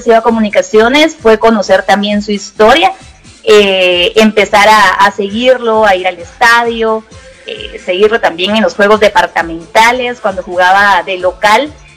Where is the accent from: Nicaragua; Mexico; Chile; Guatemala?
Guatemala; aquí, ¿verdad? En mi país